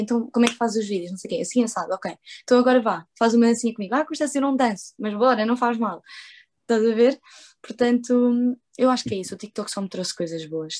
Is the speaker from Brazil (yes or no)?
no; Portugal; first language Portuguese and Spanish; Sou portuguesa e espanhola, falo as duas línguas em casa. Uh, para quem não sabe, eu nasci em Portugal